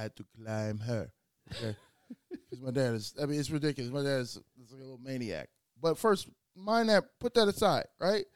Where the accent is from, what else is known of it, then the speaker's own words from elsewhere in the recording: Chicago, Illinois, United States; also born or lived in West Africa; we both from West Side of Chicago, and I'm from the West Side of Africa too